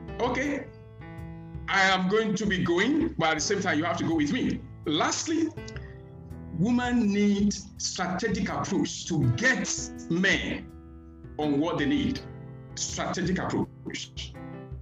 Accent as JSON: {"language": "English", "country": "Nigeria", "said": "I am a Nigerian"}